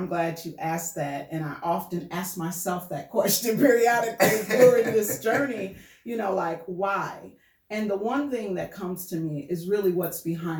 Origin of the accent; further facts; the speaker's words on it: North Muskegon, Michigan, United States; moved away as an adult; also born or lived in Philadelphia; my origin of being a North Muskegon native. Graduated from Reese Puffer. But growing up in North Muskegon, which we know it as, our family, that is, knows it as Reidsville.